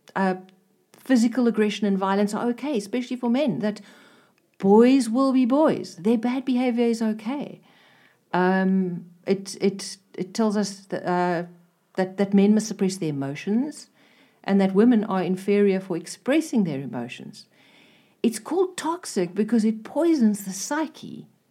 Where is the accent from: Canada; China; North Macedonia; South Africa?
South Africa; I'm a South African.